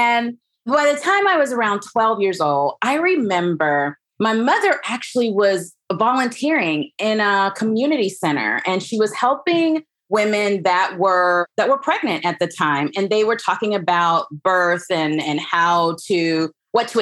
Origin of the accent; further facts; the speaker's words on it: Huntsville, Alabama, United States; So I grew up in Alabama. I'm from Huntsville, Alabama